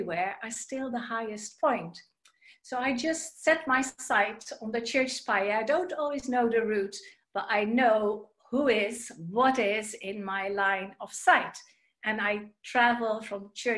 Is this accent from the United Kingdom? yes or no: no; Netherlands; moved away; You may have heard from my accent or my name that I am originally from the Netherlands